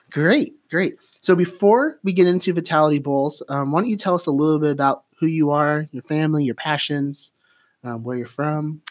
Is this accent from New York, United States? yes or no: no; St. Helens, Oregon, United States; now in Eugene, United States; from Saint Helens, Rainier, Oregon